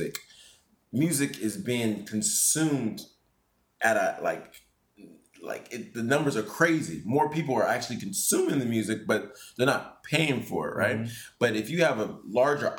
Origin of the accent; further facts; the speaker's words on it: San Francisco, California, United States; moved away as an adult; now in Japan; I was born in San Francisco